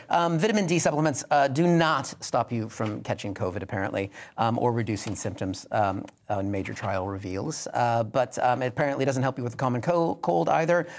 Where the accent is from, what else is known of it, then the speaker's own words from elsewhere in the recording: Pacific Northwest, United States; I grew up in the Pacific Northwest